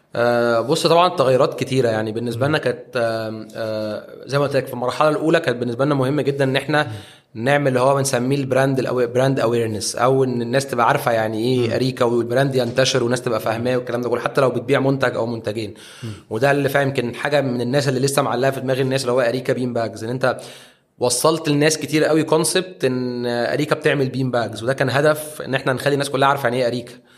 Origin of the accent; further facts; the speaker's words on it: Egypt; احنا عندنا في مصر